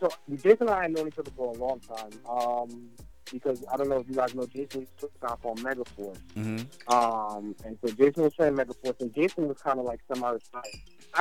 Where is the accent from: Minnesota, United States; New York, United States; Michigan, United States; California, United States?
New York, United States; moved away as an adult; also born or lived in Trinidad (family); now in New Jersey, United States; my parents are from, my whole family's from Trinidad. I didn't think about Jersey until I came here for school. I went to Drew University, grew up in New York